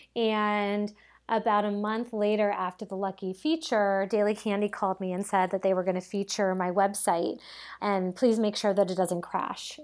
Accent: Cape Cod, Massachusetts, United States; moved away as an adult; also born or lived in New York; I grew up on Cape Cod

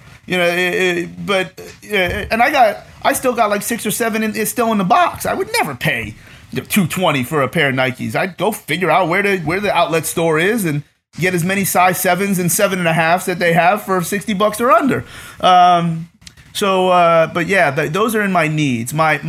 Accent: East Coast, United States; I grew up on the East Coast, and when you grow up on the East Coast.

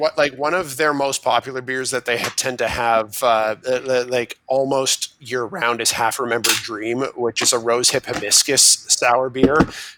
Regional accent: Burlington, Ontario, Canada; now in Ottawa, Canada; from my hometown of Burlington, Ontario.

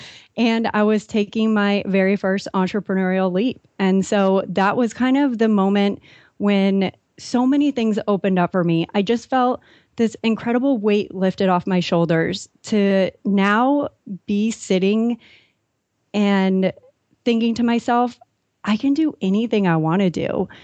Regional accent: San Diego, California, United States; I grew up in San Diego

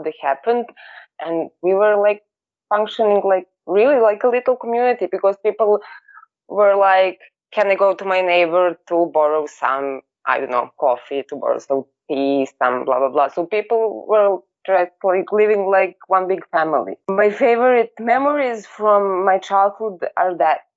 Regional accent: Belgrade, Serbia; I was born in 1992 in Belgrade, living in New Belgrade for all of my life.

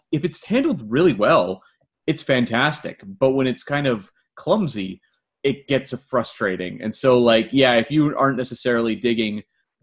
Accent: Canada; Being a Canadian myself

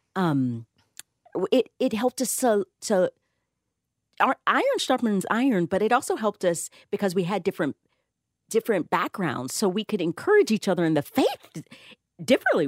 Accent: the South, United States; I grew up in at the South

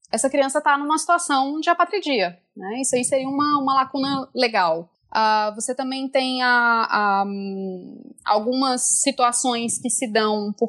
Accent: France; born there; Eu nasci na França, mas nasci de pai e mãe brasileiros.

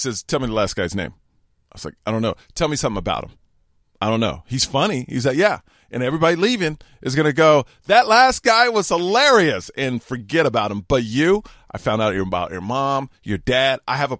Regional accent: Houston, Texas, United States; But growing up in Houston, it was very racist, the parts I lived in.

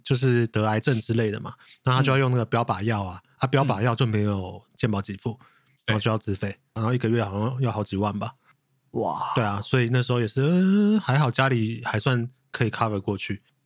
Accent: Hsinchu, Taiwan; now in Taipei, Taiwan; 你知道我是新竹人嘛

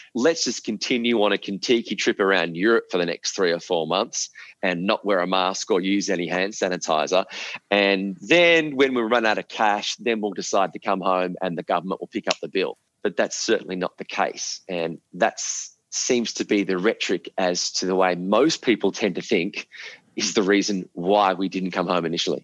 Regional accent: Australia; moved away; as an Australian

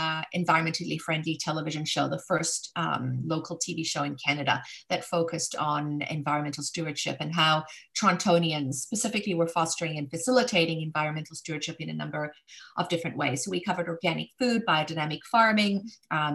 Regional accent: South Africa; moved away; growing up in Africa during apartheid, it was a very difficult country to grow up

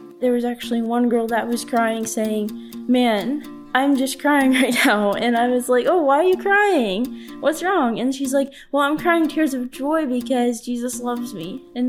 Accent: Carthage, Missouri, United States; I'm from Carthage, Missouri.

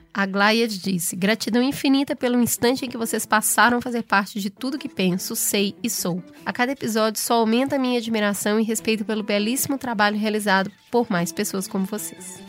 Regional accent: Brazil; a gente é brasileiro

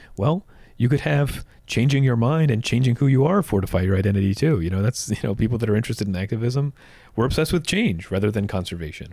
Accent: New Jersey, United States; as a kid growing up in New Jersey

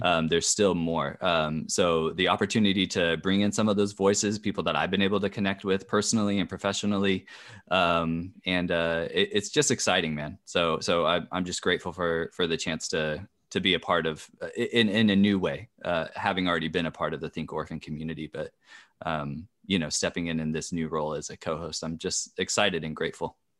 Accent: California, United States; I'm from California

